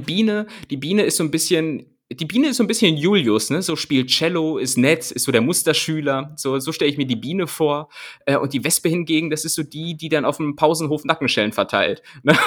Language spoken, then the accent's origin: German; home region containing Bad Pyrmont, Lower Saxony, Germany; in meiner, in meiner Heimat, ähm, die Stadt Bad Pyrmont